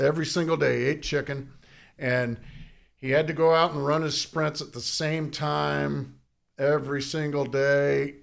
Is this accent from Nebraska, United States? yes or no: no; Southern California, United States; I grew up in Southern California